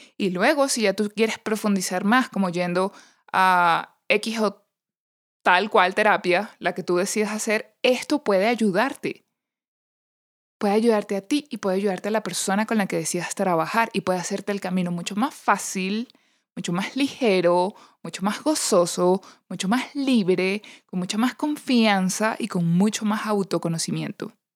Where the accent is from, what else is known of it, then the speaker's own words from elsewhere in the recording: Venezuela; moved away; also born or lived in Panama; cuando visitaba la colonia Tobar en mi país